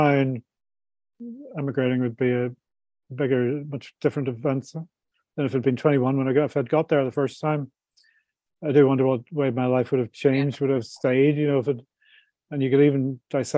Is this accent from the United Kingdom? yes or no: yes; Belfast, Northern Ireland, United Kingdom; moved away as an adult; also born or lived in Dubai / London; I was brought up in Belfast in the 70s